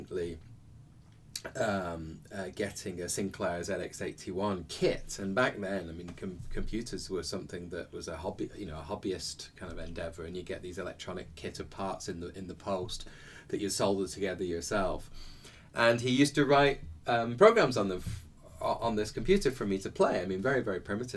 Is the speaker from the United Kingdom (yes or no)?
yes; Bolton, North West England, United Kingdom; I started out as a child. It was in the north of England in Bolton